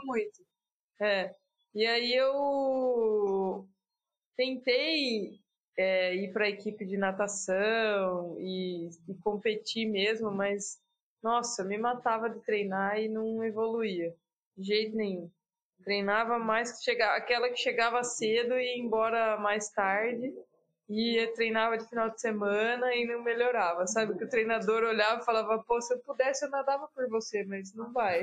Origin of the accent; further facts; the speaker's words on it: Piracicaba, São Paulo, Brazil; now in Campinas, Brazil; Nasci em Piracicaba. Hoje eu moro em Campinas